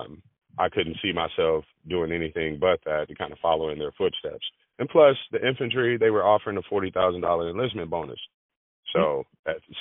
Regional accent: Nashville, Tennessee, United States; also born or lived in Carson City, Nevada; I was born and raised in Nashville, Tennessee, and my grandparents raised me here for many years

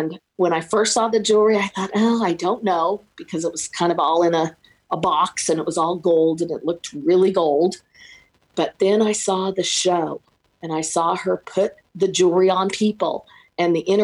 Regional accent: Kansas City, United States; also born or lived in Overland Park, Kansas; Born and raised in Kansas City

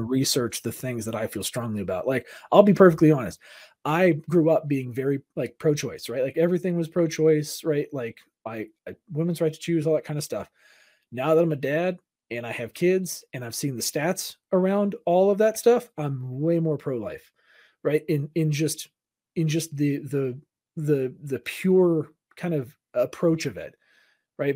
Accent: Southern California, United States; I grew up in Southern California, so it's like my parents had to work in L

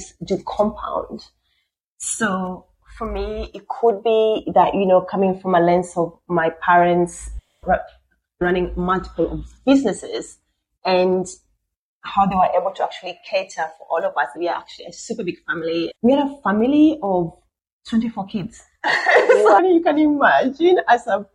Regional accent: Siaya, Siaya County, Kenya; also born or lived in Nairobi, Kenya; now in Australia; I'm originally from Kenya, from a small town called Siaya in the west part of Kenya. So I grew up in a bit of Siaya, a bit in Nairobi, which is a capital

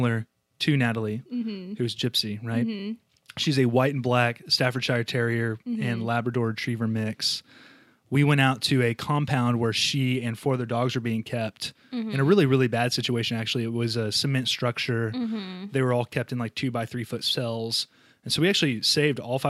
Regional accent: Dallas, Texas, United States; moved away as an adult; also born or lived in Oklahoma; now in Memphis, United States; I'm 32 years old from Dallas, Texas

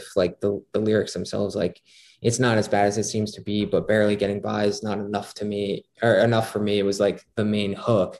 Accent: Scranton, Pennsylvania, United States; my hometown of Scranton, Pennsylvania

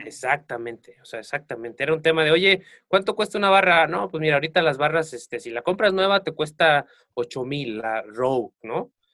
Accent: Acatlipa, Morelos, Mexico; moved away as an adult; now in Cuernavaca, Mexico; yo soy de un pueblo aquí muy cerca de Cuernavaca que se llama Acatlipa. Yo salí de mi pueblo hace aproximadamente como 12 años. Me vine a vivir aquí a Cuernavaca

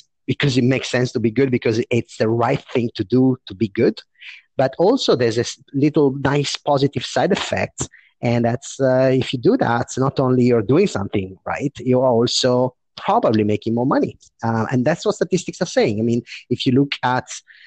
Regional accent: Italy; moved away as an adult; also born or lived in London, United Kingdom / Paris, France; came back to my country, which is Italy. I'm speaking from Milan now

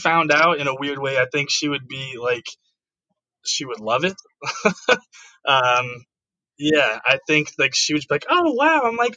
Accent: Atlanta, Georgia, United States; I'm from Atlanta, from the A, born and raised

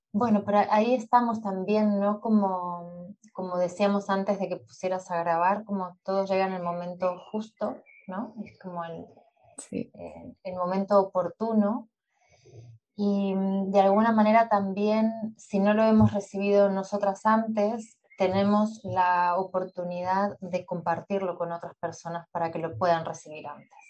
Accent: Montevideo, Uruguay; also born or lived in Buenos Aires, Argentina; yo nací en Buenos Aires, pero cuando tenía seis, a punto de cumplir siete años, eh, con mi familia, con mi madre y mi hermano, nos mudamos a Uruguay, a Montevideo.

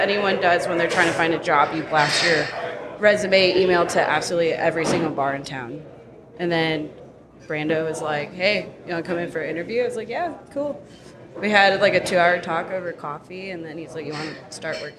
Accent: Chicago, Illinois, United States; also born or lived in Atlanta / Brooklyn; now in Nashville, United States; Yeah, I'm from Chicago. I moved to Atlanta in like 2012. Moved to Brooklyn like 2014, 15.

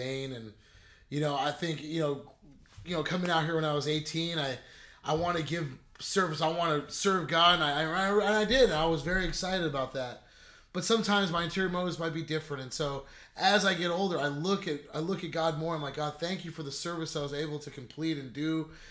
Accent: La Quinta, California, United States; I grew up in La Quinta, California, and I grew up in the Cove

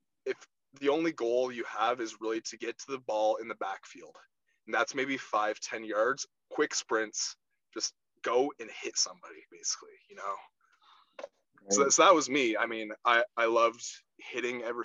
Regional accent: Charing Cross, Ontario, Canada; also born or lived in Chatham, Ontario / Blenheim, Ontario / Rockwood, Ontario; I grew up in Charing Cross

